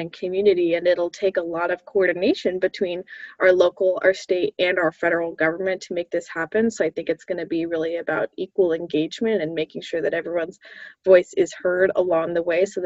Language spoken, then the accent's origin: English; Massachusetts, United States; I grew up in Massachusetts